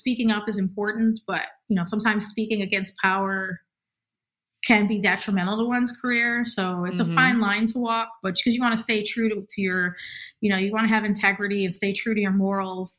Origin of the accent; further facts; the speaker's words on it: Milwaukee, Wisconsin, United States; moved away; also born or lived in Boston / New York / Los Angeles; When I had moved from Milwaukee to Boston, people thought I was from the West Coast